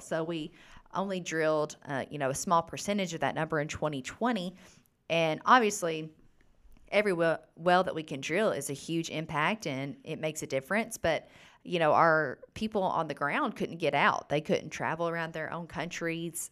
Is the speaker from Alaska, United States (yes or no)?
no; Gurley, Alabama, United States; also born or lived in Tuscaloosa, Alabama; I am from the thriving metropolis of Gurley, Alabama